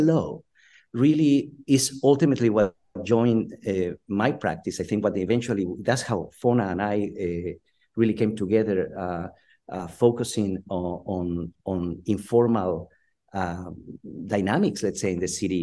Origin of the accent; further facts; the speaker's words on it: Guatemala; now in San Diego, United States; I'm originally from Guatemala in Central America and migrated to the United States in the early 80s.